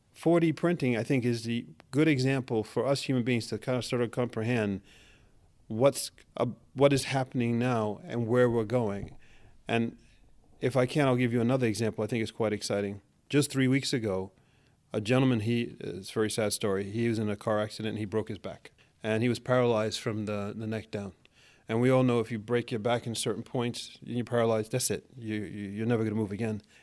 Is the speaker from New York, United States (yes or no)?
yes; New York City, New York, United States; moved away as an adult; now in Norway; I'm born and raised in Manhattan.